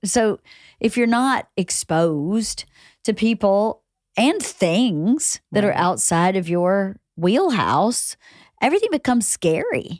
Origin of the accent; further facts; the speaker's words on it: small town in Georgia, United States; moved away as an adult; also born or lived in Atlanta; I'm from Georgia. I'm from a okay. small town